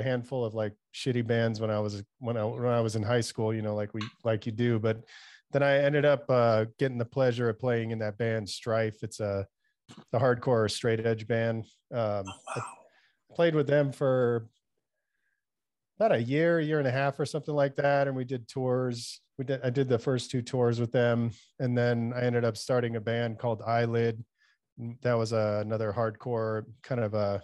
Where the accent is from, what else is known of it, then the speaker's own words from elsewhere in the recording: Southern California, United States; moved away as an adult; also born or lived in Panorama City, San Fernando Valley; now in Las Vegas, United States; Southern California is where I was born. So I spent most of my life there.